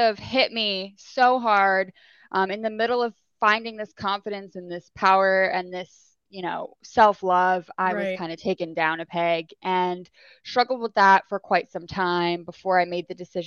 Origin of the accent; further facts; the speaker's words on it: New Jersey, United States; now in Florida, United States; I'm originally from New Jersey. Okay. Right now I'm living here in Florida, but grew up in New Jersey, born and raised.